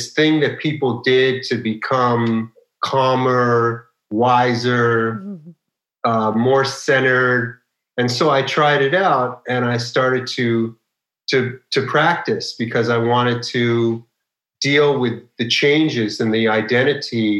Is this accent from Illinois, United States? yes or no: no; Los Angeles, California, United States; I grew up in Los Angeles